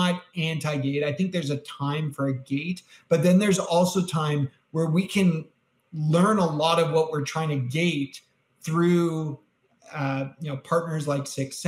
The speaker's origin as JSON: {"language": "English", "country": "Canada", "said": "I'm Canadian."}